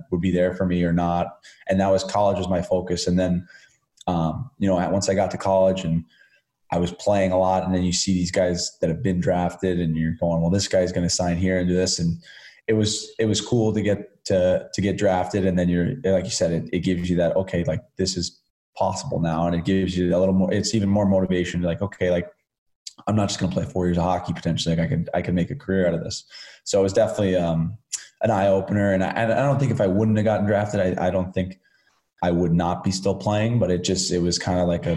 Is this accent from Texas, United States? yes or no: no; Chicago, Illinois, United States; moved away; guys I grew up watching in Chicago